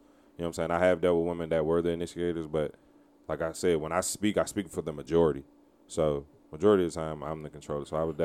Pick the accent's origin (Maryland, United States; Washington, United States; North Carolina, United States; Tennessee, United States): Maryland, United States; Prince George's County; I'm from Maryland, so I'm a Measy. PG County